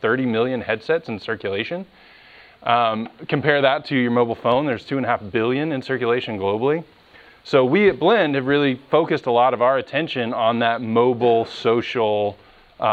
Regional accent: Ocala, Florida, United States; moved away as an adult; also born or lived in Los Angeles; I was born and raised here in Ocala, went to Vanguard High School

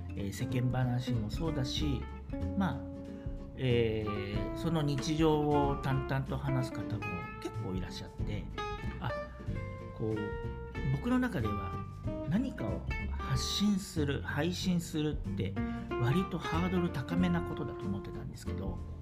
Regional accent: Kanagawa, Japan; moved away as an adult; also born or lived in Tokyo; now in Taiwan; もともと神奈川で生まれまして

